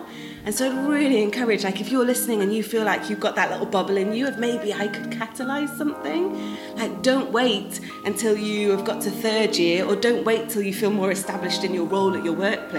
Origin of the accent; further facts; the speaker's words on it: Manchester, North West England, United Kingdom; accent: northern; also born or lived in London; now in Cardiff, United Kingdom; I grew up in Manchester, right? Like, proper northern accent. Spent a few years in London, now live in Cardiff.